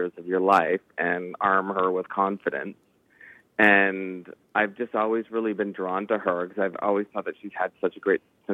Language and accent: English; Canada; we're Canadian filmmakers